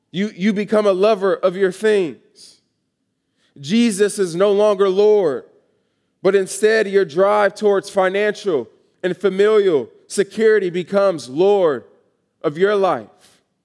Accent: Atlanta, Georgia, United States; moved away as an adult; I am from Atlanta, Georgia, originally.

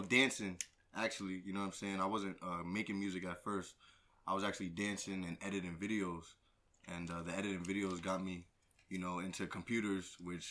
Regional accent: Bethlehem, Pennsylvania, United States; also born or lived in Allentown / Poconos; I'm not from Jersey. I'm from Bethlehem, Pennsylvania.

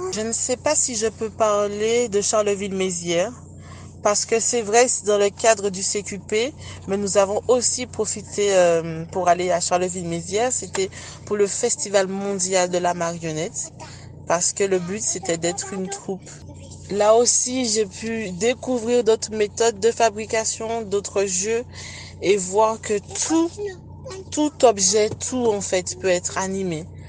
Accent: Le Lamentin, Martinique; Je viens du Lamantin, en Martinique, plus précisément de Place d'Armes

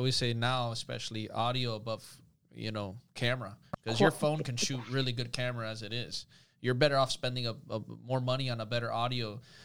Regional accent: Miami, Florida, United States; I'm a Miami myself. I'm born and raised here

